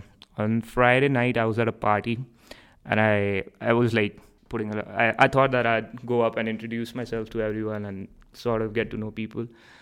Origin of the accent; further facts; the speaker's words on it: India; moved away as an adult; now in Canada; I'm from India.